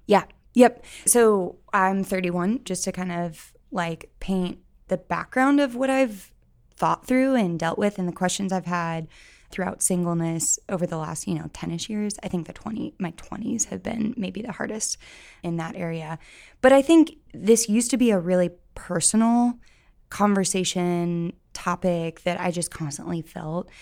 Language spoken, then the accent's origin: English; St. Louis, Missouri, United States; moved away as an adult; now in Columbia, United States; I am from St. Louis, but I came to Columbia for school in, gosh, I don't want to say the year, but 2009, and then just stayed for the most part